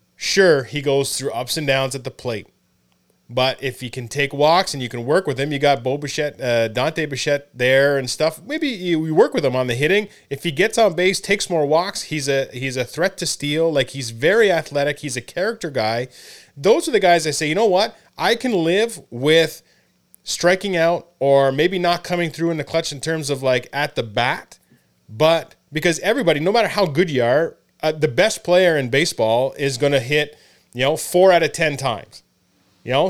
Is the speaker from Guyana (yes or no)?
no; Canada; moved away as an adult; also born or lived in Hamilton, New York (Colgate University); being a Canadian